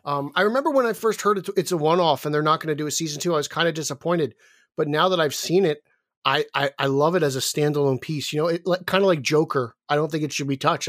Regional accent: New Jersey, United States; I'm from New Jersey

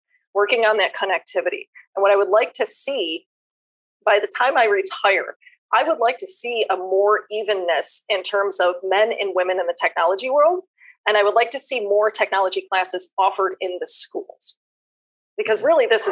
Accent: Western New York, United States; now in Arizona, United States; I'm from Western New York.

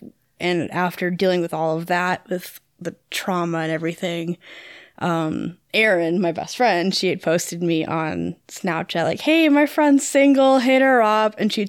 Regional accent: Freeport, Illinois, United States; moved away; No, I'm from Freeport, Illinois, where our high school mascot is a pretzel.

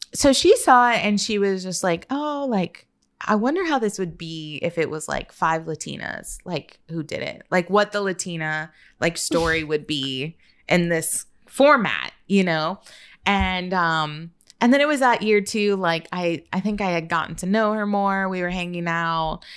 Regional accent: Austin, Texas, United States; also born or lived in San Antonio; I was born in San Antonio, but my city's gonna be San Antonio, even though I was raised in Austin

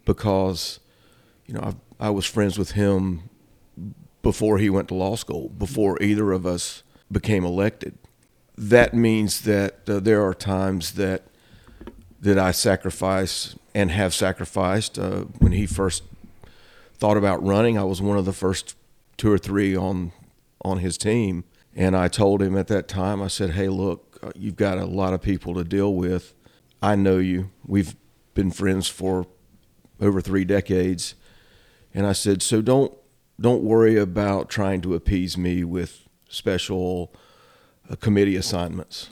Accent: Shelby, North Carolina, United States; also born or lived in Boone, North Carolina / California; now in Cherryville, United States; I was actually born in Boone. My dad was in college there. we moved back to Cleveland County, so I grew up in Shelby

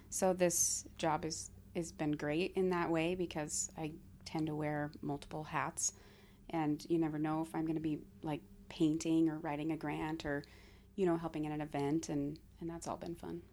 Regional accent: Laurel, Montana, United States; also born or lived in Billings, Montana; I grew up just outside of Billings in Laurel, but spent the majority of my time in Billings

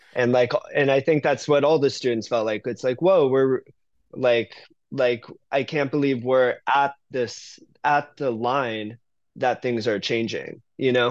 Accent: Cutler Bay, Florida, United States; moved away as an adult; also born or lived in New York; now in San Francisco, United States; I grew up in Miami

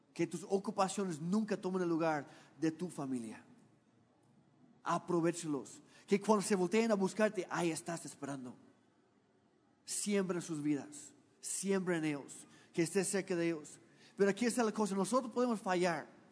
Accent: Canada; now in Mexico; Dios me hizo nacer en el país equivocado

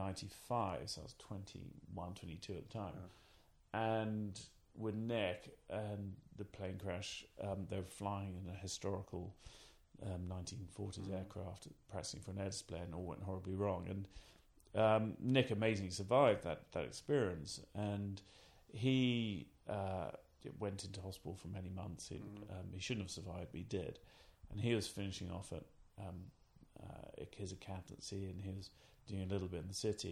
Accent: Cambridge, East of England, United Kingdom; also born or lived in Norfolk / Southampton; I grew up in Cambridge and then moved to Norfolk.

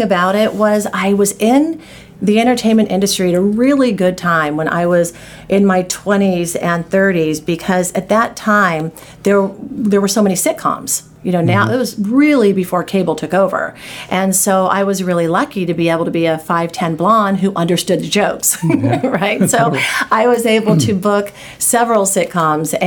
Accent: Anaheim, California, United States; also born or lived in Los Angeles; now in Santa Monica, United States; I grew up in Anaheim. My dad was a cop and my mom was a housewife. We lived there all of my school years

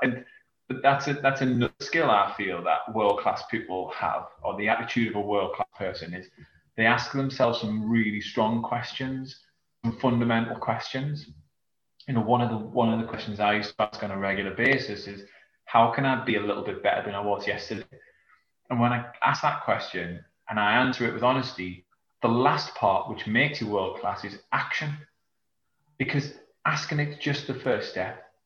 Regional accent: South Shields, North East England, United Kingdom; now in Yarm, United Kingdom; I'm from England, um, northeast of England, in a small from a small town called South Shields.

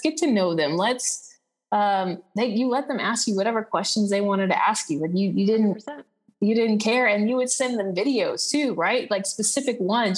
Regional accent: Texas, United States; moved away as an adult; also born or lived in Aruba; now in Costa Rica; I'm from Texas, but I'm currently living in Costa Rica

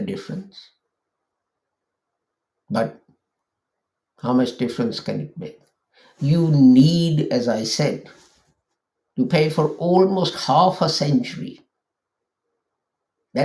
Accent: Lahore, Punjab, Pakistan; moved away; I come from Pakistan and we used to live in a place called Lahore, a big city.

